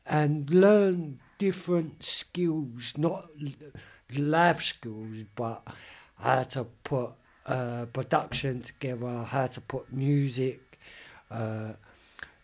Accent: London, United Kingdom; I am from Deptford

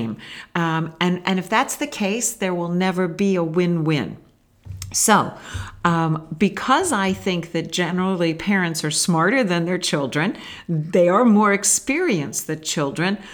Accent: United States; we as Western American parents

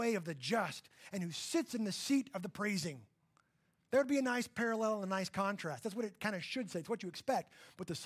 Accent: Texas panhandle, United States; I grew up in the Texas panhandle, where we had about 100 cows for every human

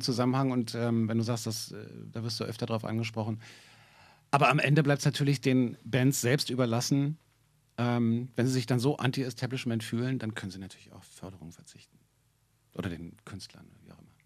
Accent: Berlin, Germany; ich bin gebürtiger Berliner

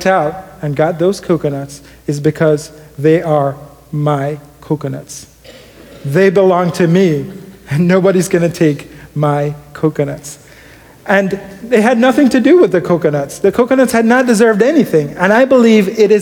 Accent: Jamaica; moved away; growing up in Jamaica

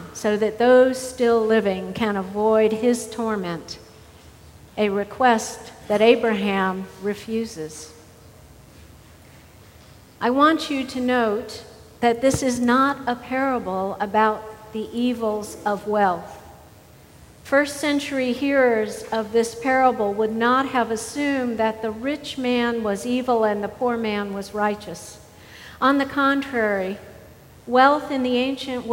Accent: the South, United States; as a Southerner

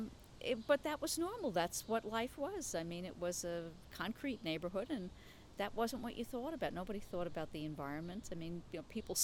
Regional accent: New York City, New York, United States; also born or lived in Albany; I have lived here my whole life. I am third generation here.

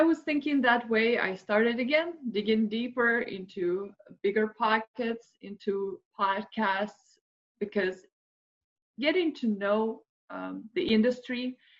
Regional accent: Moscow, Russia; moved away as an adult; now in United States; I'm originally from Moscow, Russia, and I immigrated to United States 13 years ago.

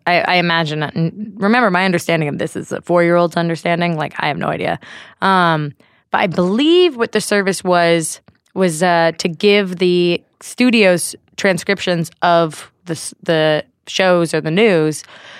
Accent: California, United States; Born and raised in the Bay Area. Never moved around.

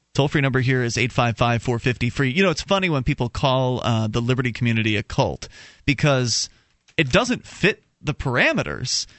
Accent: Florida, United States; moved away as an adult; now in New Hampshire, United States; I'm a native of Florida, and I spent 26 years of my life there. Uh, moved up here in, in 2006

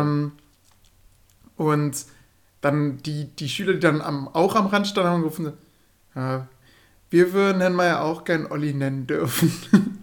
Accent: Würm, Germany; moved away; Bin dann nach Hause gefahren, also in meine Geburtsstadt, also da, wo ich groß geworden bin. Ja, in, nach Würm, das wisst ihr ja. Ich oh, ähm, bin ja ein Würmer.

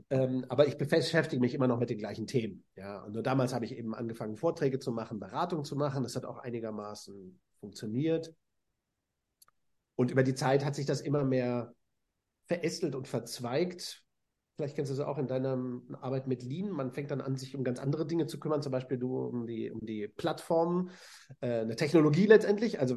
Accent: Hannover, Lower Saxony, Germany; also ich habe in Hannover studiert, auch meiner Geburtsstadt und Heimatstadt.

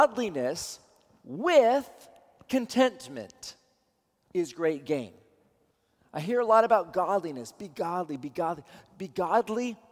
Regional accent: Seattle, Washington, United States; I'm from Seattle

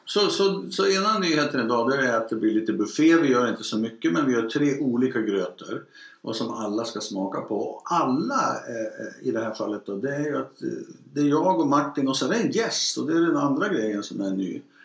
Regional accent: Mellansel, Västernorrland County, Sweden; Mellansel som är samma by där jag har vuxit upp, i Ångermanland

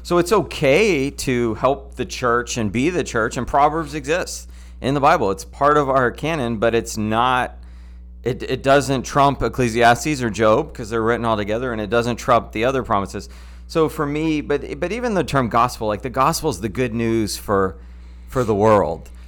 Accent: United States; as American Christians

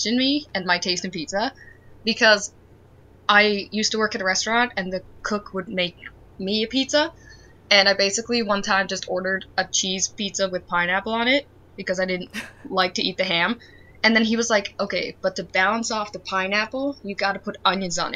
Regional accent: Netherlands; now in Hinton, Canada; I was born and raised in the Netherlands, and now I live in Hinton, Alberta

